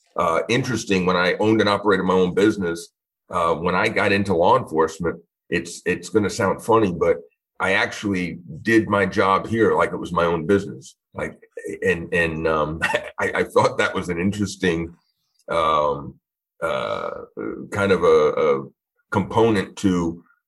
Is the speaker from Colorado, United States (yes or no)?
no; Long Island, New York, United States; moved away as an adult; now in Florida, United States; originally born and raised in Long Island, New York